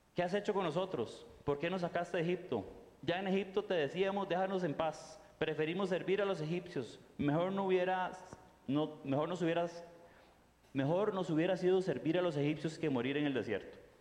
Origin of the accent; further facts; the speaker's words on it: Costa Rica; moved away as an adult; also born or lived in Rio de Janeiro, Brazil; yo soy tico